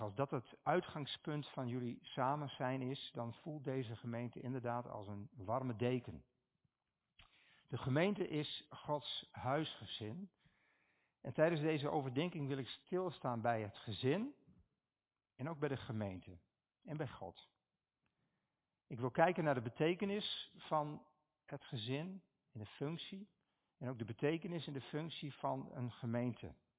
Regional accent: Stiens, Friesland, Netherlands; Ik kom uit Stiens

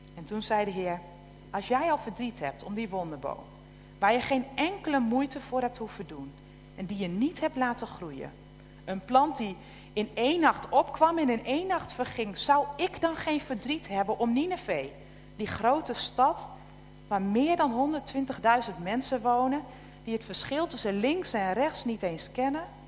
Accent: Tolbert, Groningen, Netherlands; moved away; ik opgegroeid ben in, uh, in Tolbert

